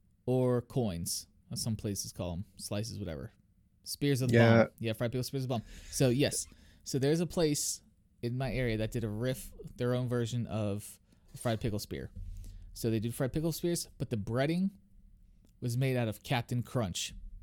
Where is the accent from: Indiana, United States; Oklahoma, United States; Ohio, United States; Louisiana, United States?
Louisiana, United States; New Orleans; I learned that when I was born in New Orleans, man.